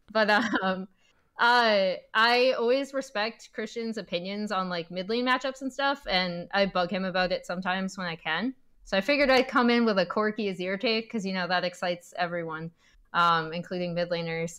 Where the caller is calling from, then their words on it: Culver City, California, United States; I'm calling from Culver City, California